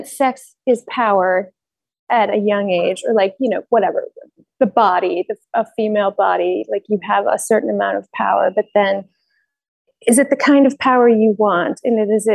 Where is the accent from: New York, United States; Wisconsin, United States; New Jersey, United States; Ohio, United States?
Ohio, United States; Cleveland; I grew up in Ohio, Cleveland, Ohio